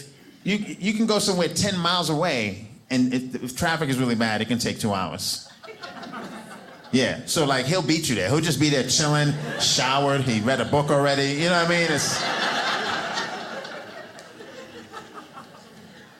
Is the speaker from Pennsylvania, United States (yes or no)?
no; New York City, New York, United States; born or raised there; moved away as an adult; now in Provo, United States